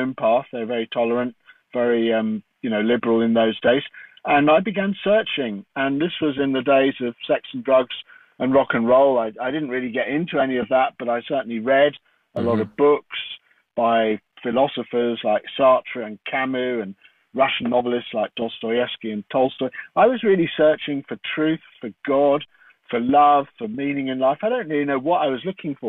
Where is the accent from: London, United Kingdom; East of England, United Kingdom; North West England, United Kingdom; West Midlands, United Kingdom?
London, United Kingdom; I grew up in London